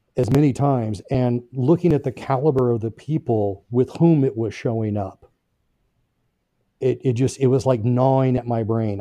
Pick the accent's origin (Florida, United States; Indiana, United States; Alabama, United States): Indiana, United States; Brownsburg; I grew up in Brownsburg, Indiana, which is a little northwest of, uh, Indianapolis